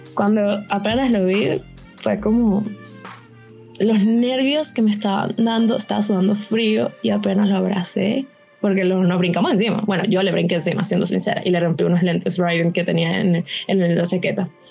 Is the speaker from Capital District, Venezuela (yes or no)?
yes; Caracas, Capital District, Venezuela; porque soy de Caracas